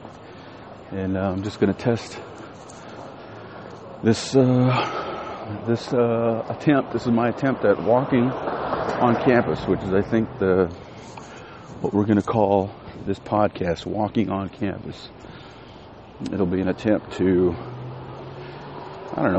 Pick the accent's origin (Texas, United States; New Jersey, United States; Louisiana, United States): Texas, United States; West; moved away; I'm from West Texas.